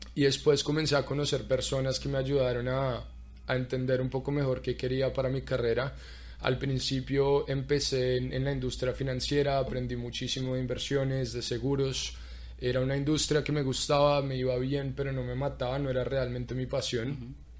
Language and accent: Spanish; Colombia; moved away as an adult; also born or lived in Arkansas; now in Orlando, United States; también soy colombiano